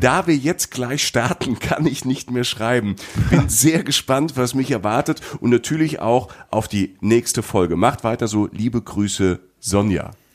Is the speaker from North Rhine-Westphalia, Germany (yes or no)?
no; Rhineland-Palatinate, Germany; Ich komme aus der Pfalz